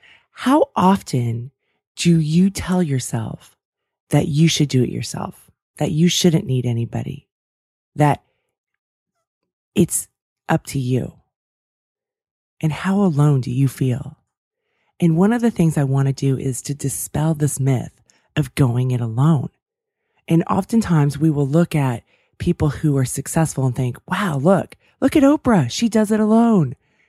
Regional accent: California, United States; I grew up outside of San Francisco in the 49ers.

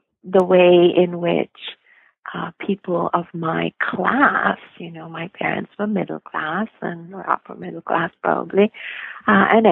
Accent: India; moved away; I grew up in India

